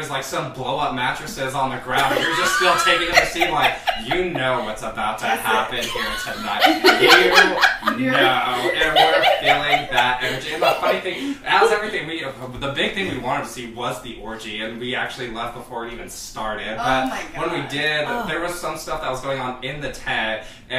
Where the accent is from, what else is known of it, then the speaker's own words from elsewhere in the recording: Denver, Colorado, United States; also born or lived in La Jolla, California; Well, I was born in California, in La Jolla, and then I grew up in Denver. I also traveled around a lot.